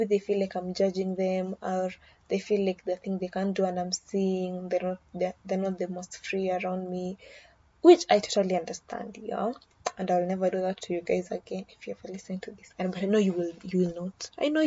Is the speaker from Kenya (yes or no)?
yes; Kenya; as a Kenyan, my people drink for good news and bad news